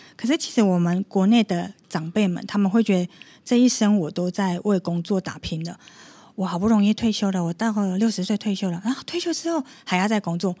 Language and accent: Chinese; Taiwan; 我是台湾人